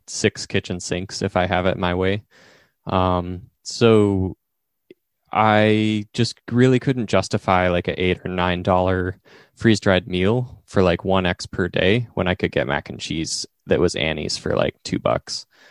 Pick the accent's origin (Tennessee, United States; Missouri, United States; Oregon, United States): Oregon, United States; Eastern; growing up in Eastern Oregon